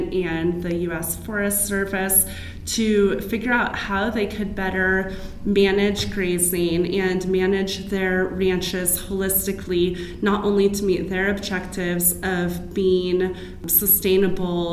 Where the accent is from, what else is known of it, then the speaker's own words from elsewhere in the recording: California, United States; now in Arizona, United States; my home state of California